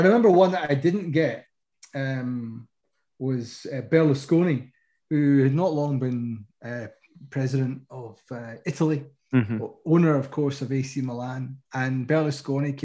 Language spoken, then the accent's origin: English; Scotland, United Kingdom; I'm from Scotland